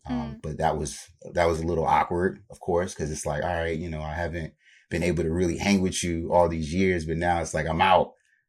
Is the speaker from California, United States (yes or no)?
no; Virginia, United States; I grew up in Virginia, Southern Virginia, so the Tidewater area for anybody in the 757. I pretty much grew up down there.